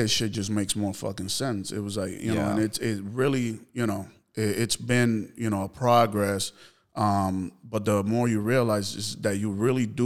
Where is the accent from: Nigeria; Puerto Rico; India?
Puerto Rico; moved away; when I was growing up in Puerto Rico